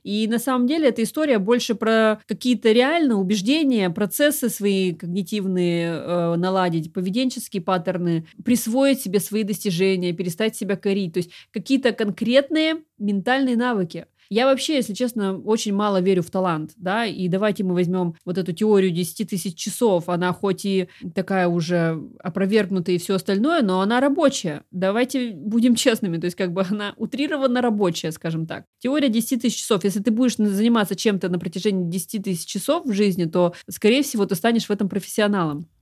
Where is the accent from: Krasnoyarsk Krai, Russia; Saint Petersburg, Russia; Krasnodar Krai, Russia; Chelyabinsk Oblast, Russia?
Krasnodar Krai, Russia; Krasnodar; в моем городе, я а из Краснодара